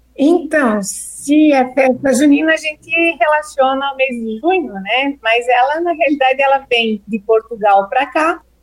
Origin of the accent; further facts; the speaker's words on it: Brazil; a gente se identifica como brasileiro